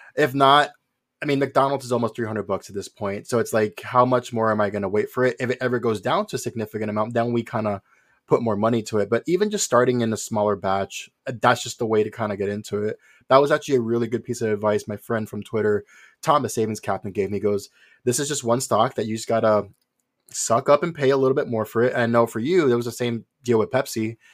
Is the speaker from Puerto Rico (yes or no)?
yes; Puerto Rico; moved away as an adult; also born or lived in New York; originally, I was born in New York, moved to Puerto Rico when I was five.